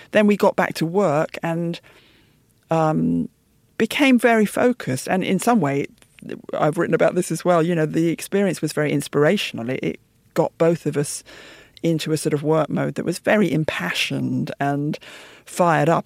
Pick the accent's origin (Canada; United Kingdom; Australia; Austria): United Kingdom; my parents' generation moved out to the suburbs after the war because um, London was largely a bomb site, and so I grew